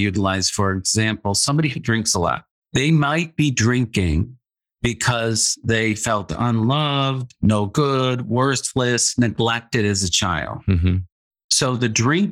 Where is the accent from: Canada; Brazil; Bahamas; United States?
United States; Midwest; I grew up in the Midwest in a very conservative family.